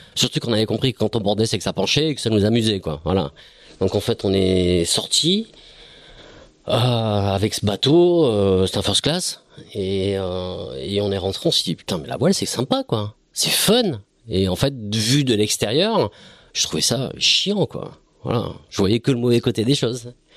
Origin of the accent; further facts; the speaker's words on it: Bayonne, Nouvelle-Aquitaine, France; je suis Bayonnais. Enfin, Bayonnais, oui, je suis Bayonnais